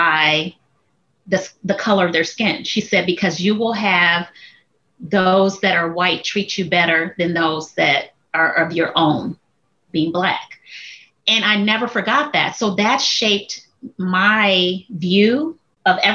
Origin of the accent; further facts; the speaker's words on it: Chicago, Illinois, United States; moved away as an adult; also born or lived in Minnesota; now in Texas, United States; I've born and raised in Chicago, moved to Minnesota, came to Texas